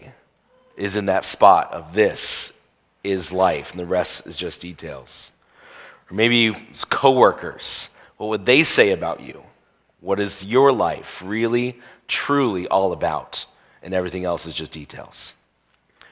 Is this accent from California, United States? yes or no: no; Indiana, United States; I grew up in Indiana.